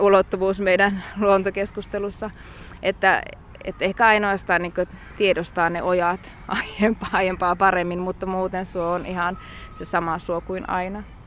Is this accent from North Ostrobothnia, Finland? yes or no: yes; North Ostrobothnia, Finland; moved away; mä itse Pohjois-Pohjanmaalta lähtöisin